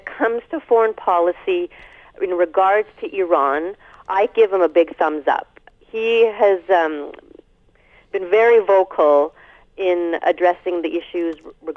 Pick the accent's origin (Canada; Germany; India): Canada; as a Canadian